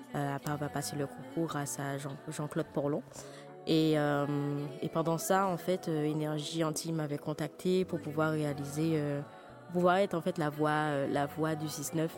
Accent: Martinique; moved away; also born or lived in Paris / United States; je suis martiniquaise, mais je vis entre Paris et les États-Unis.

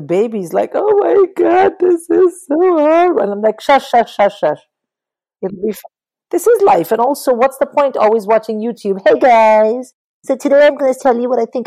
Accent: Tamil Nadu, India; I'm a Tamil, but I'm like an Indian Tamil

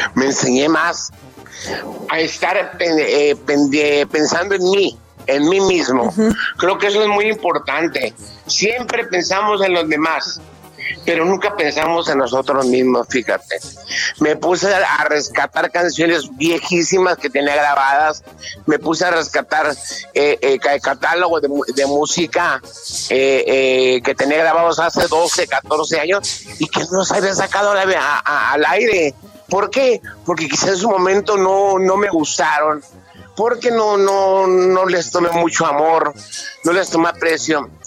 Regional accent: Mexico; nosotros como mexicanos

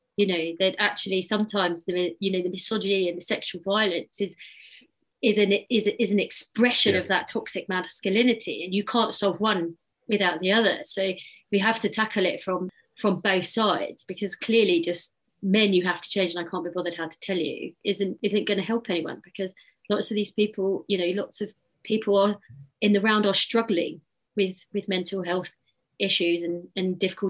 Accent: United Kingdom; as British people

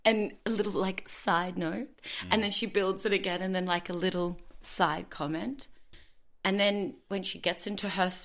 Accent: Brisbane, Queensland, Australia; I'm from Brisbane

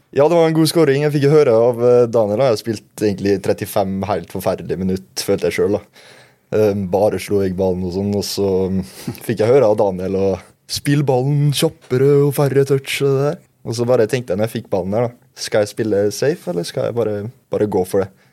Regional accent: Molde, Møre og Romsdal, Norway; also born or lived in Bærum; Så flytta jeg hit da jeg var fem år

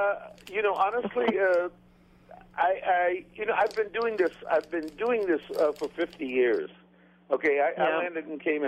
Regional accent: Wrightsville Beach, North Carolina, United States; now in Grand Cayman, Cayman Islands; I mean, I was brought up in Wrightsville Beach, North Carolina.

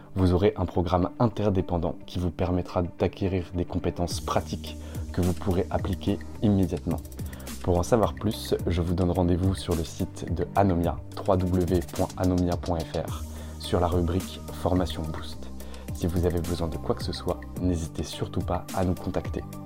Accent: Lorraine, Grand Est, France; je suis dans ma terre natale en Lorraine

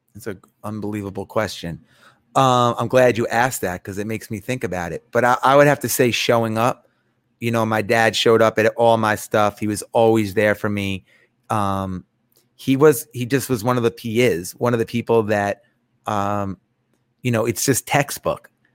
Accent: New York, United States; moved away as an adult; now in Atlanta, United States; I grew up in New York

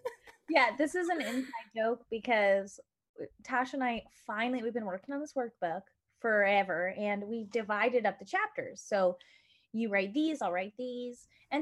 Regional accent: United States; I'm from the United States of America

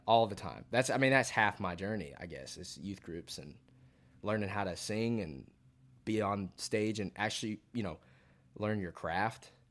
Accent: Fayetteville, Georgia, United States; moved away as an adult; also born or lived in Athens, Georgia; now in Nashville, United States; born and raised in Fayetteville, Georgia.

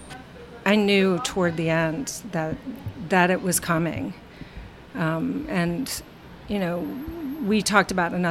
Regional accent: Midwest, United States; moved away as an adult; now in New Jersey, United States; I'm from the Midwest, and I had met him at University of Wisconsin-Madison

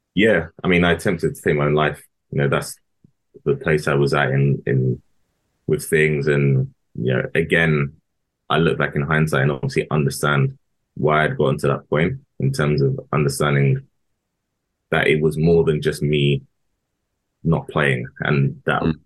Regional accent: Harrow, London, United Kingdom; I'm from Harrow. I grew up in Harrow

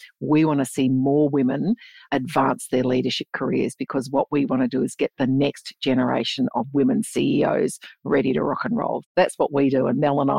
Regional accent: Geraldton, Western Australia, Australia; now in Perth, Australia; where I grew up on Noongar land, which is Geraldton, Western Australia

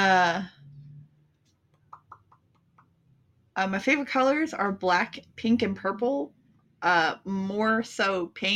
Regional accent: Tellico Plains, Tennessee, United States; I'm from Tellico Plains, Tennessee

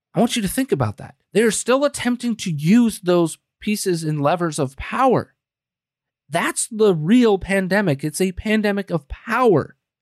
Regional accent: United States; we, as the American people

